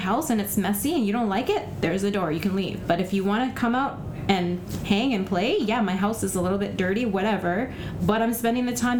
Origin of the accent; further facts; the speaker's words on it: Alberta, Canada; also born or lived in Vancouver; now in Surrey, Canada; I grew up in Surrey. I mean, I was born and raised in Alberta and came to Vancouver and lived there